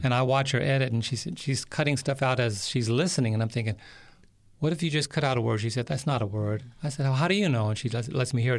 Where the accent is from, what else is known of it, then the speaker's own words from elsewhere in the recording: New York City, New York, United States; I was born and raised in New York City